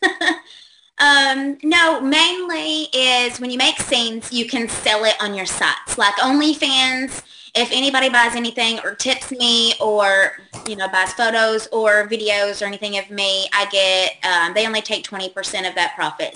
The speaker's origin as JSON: {"language": "English", "region": "Kentucky", "country": "United States", "accent": "Southern", "said": "I'm actually from Kentucky"}